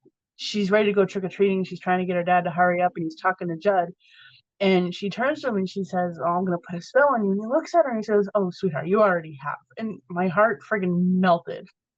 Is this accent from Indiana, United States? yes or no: no; Massachusetts, United States; I'm from Massachusetts